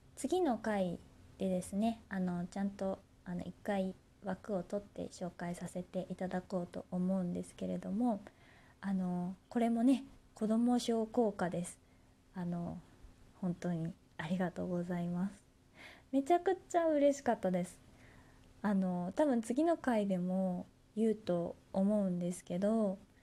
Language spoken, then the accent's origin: Japanese; Kansai, Japan; moved away; 私ね、地元が関西になるんですけれども